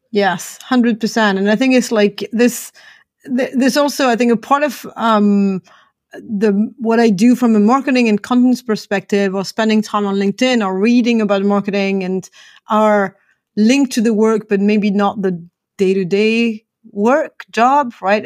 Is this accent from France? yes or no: yes; France; now in Atlanta, United States; I'm originally from France, and I'm joining you today from Atlanta in the U S.